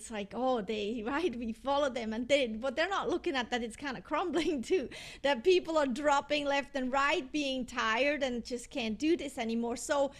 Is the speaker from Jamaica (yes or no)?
no; Switzerland; also born or lived in Europe; because I'm from Switzerland and I lived in Europe, in many countries in Europe, all my life.